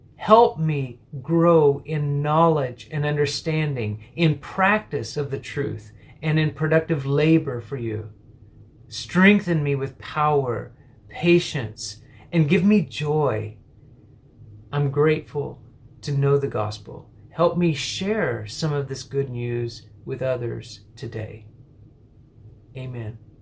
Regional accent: an hour and a half from Midland, Texas, United States; moved away as an adult; also born or lived in Singapore; a group of people from my church who drove the hour and a half from my hometown

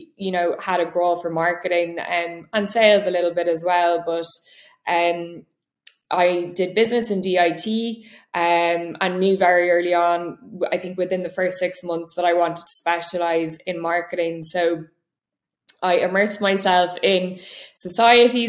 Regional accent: Dublin, Leinster, Ireland; I grew up in Dublin, born and raised, and went to school and university here

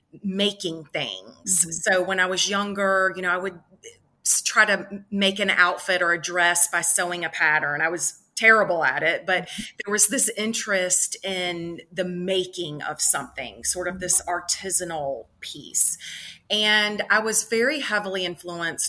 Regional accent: Columbia, South Carolina, United States; growing up in the South as a girl

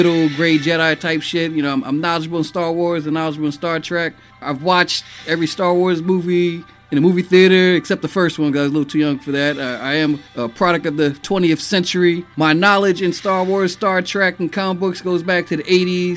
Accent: New York City, New York, United States; also born or lived in Boston; born and raised in the Bronx.

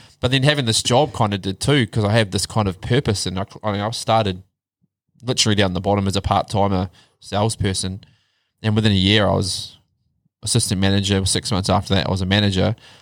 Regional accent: Upper Hutt, Wellington, New Zealand; moved away as an adult; now in Australia; from zero to 27, born and bred, upper hut.

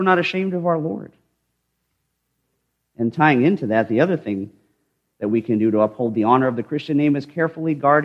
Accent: United States; I am very honored to wear the name and the title of American

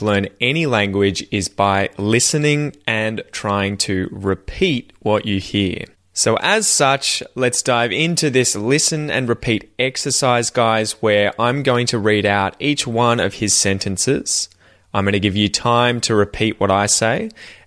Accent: Australia; accent: Australian; my accent

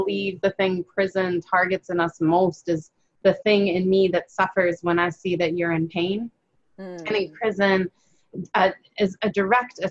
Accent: Chicago, Illinois, United States; I grew up in Chicago

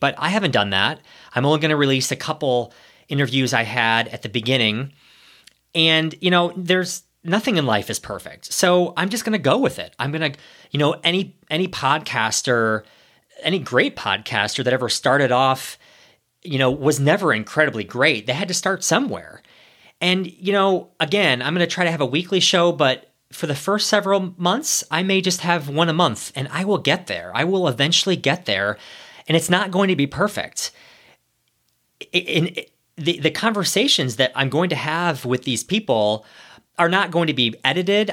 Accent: Ohio, United States; moved away as an adult; also born or lived in New York City; I'm a small town boy. I grew up in Ohio

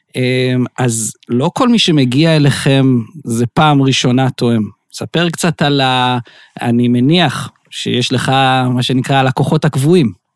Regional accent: Beersheba, Southern District, Israel; אני באר שבעי

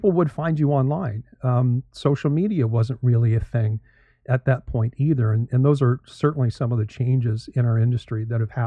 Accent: Canada; moved away as an adult; also born or lived in Toronto, Canada / St. Louis, Missouri, United States / Florida, United States; now in United States; I am Canadian, born and raised there

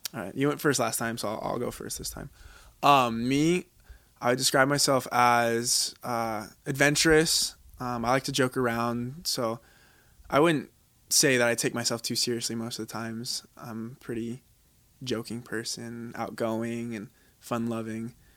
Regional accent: Washington, United States; moved away as an adult; also born or lived in Utah; now in Laie, United States; originally, I'm from Washington, uh, the state

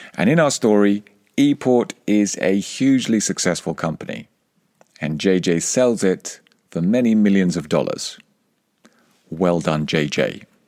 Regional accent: England, United Kingdom; accent: English; My English accent, when I speak Spanish, is part of who I am. It's part of my heritage

